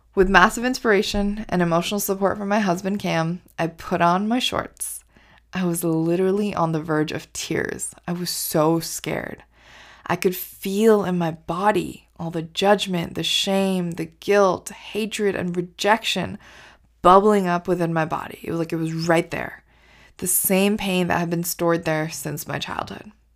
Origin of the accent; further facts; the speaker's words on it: Canada; also born or lived in India; So, I grew up in India. And at the age of five, my family and I moved to Canada.